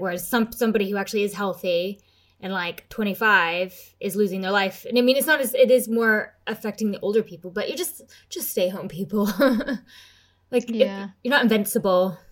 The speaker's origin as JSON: {"language": "English", "country": "United Kingdom", "said": "I'm British"}